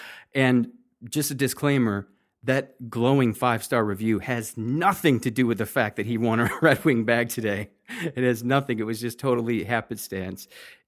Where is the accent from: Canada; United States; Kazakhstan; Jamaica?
Kazakhstan; I'm originally from Kazakhstan and always looking forward to hearing news on Kazakhstan oil and gas companies